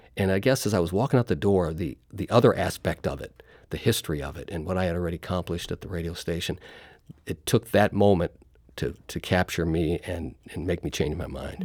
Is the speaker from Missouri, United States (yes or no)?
yes; St. Louis, Missouri, United States; I grew up in Saint Louis